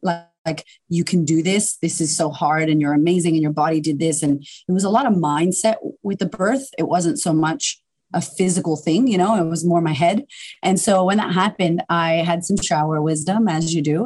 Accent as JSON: {"language": "English", "town": "Boston", "region": "Massachusetts", "country": "United States", "tie": "born or raised there", "moved": "as an adult", "lives_now": "Melbourne, Australia", "said": "I'm originally from America, uh, from Boston, and I just I had a really turbulent upbringing"}